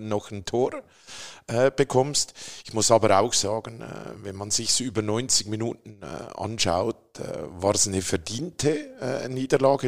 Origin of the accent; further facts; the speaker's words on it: Zurich, Switzerland; moved away as an adult; also born or lived in Triengen, Lucerne; now in Berlin, Germany; geboren bin ich in Zürich